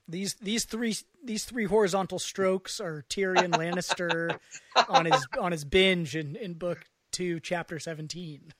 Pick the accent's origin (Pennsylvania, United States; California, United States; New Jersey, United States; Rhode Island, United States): California, United States; West Marin County; I'm from Mar-, West Marin County